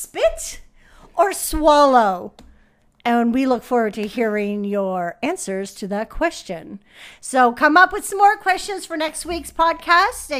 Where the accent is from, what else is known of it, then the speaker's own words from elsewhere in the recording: New Brunswick, Canada; I'm from New Brunswick.